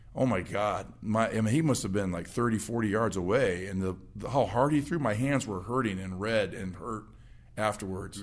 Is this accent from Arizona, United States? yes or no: yes; Phoenix, Arizona, United States; also born or lived in Camp Springs, Maryland; I grew up in Phoenix. I moved out there when I was two